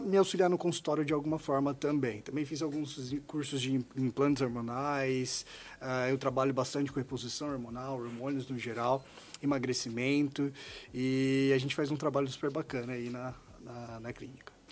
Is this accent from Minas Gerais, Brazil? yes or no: no; Goiás, Brazil; moved away as an adult; also born or lived in Marília, São Paulo; now in São Paulo, Brazil; eu sou de Goiás, tá? Eu vim de Goiás, me formei no interior de São Paulo